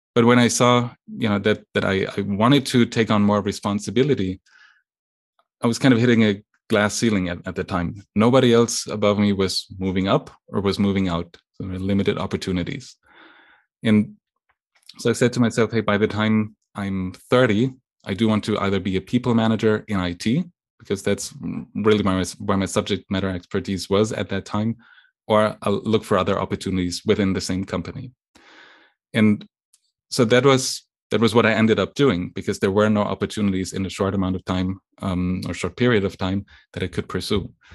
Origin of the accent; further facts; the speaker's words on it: western Germany, Germany; English is a second language; moved away as an adult; also born or lived in Lake Constance, Germany / East Coast, United States; now in United States; I was born and, and raised in, in Germany. um, on the western side of Germany, very close to the border with France